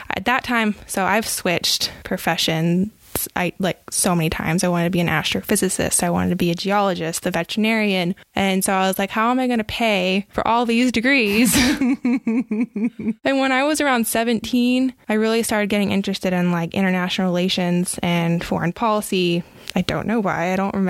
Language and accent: English; Austin, Texas, United States; moved away as an adult; now in Utah, United States; growing up in Austin and having the parents and the background that I had